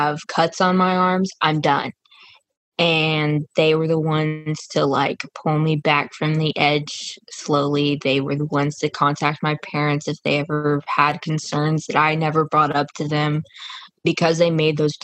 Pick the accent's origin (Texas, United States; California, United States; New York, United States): Texas, United States; Burleson / Duncanville, Dallas-Fort Worth; I moved from Burleson, which is in DFW, and I moved to Duncanville, where I am now